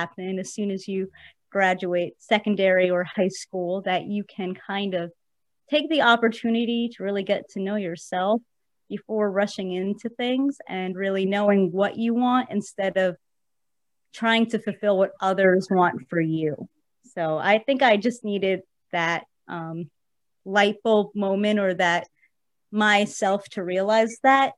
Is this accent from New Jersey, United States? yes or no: yes; New Jersey, United States; also born or lived in New York City; I am originally from New York City. And I spent most of my life growing up in New Jersey and still live there today.